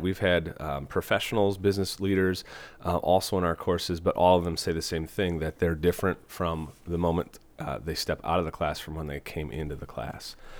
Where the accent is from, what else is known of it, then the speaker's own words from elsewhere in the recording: Fall Creek, Wisconsin, United States; moved away as an adult; also born or lived in Platteville, Wisconsin / Iowa; now in Des Moines, United States; I'm originally from Wisconsin. I uh, grew up in a small town, Fall Creek